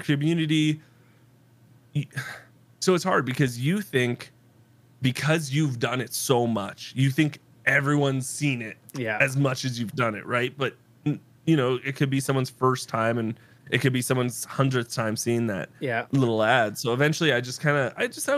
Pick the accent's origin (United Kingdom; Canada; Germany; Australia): Canada; East Coast; moved away; I'm from the East Coast and I moved to the West Coast